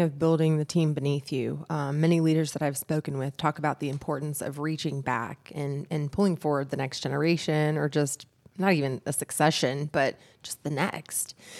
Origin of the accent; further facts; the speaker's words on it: Brooks, Georgia, United States; I'm from Brooks, Georgia. I'm a country girl myself